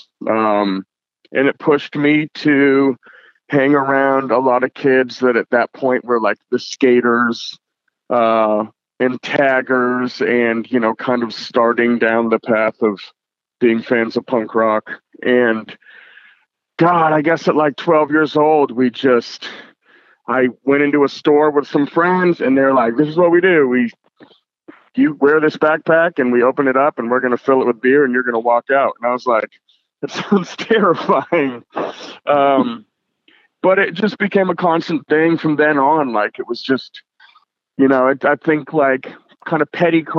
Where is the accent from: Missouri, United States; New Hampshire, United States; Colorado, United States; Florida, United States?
New Hampshire, United States; seacoast of; now in Portland, United States; I was born in Portland, Maine, and I grew up about 45 minutes north of Boston, Mass, in what they just call the seacoast of New Hampshire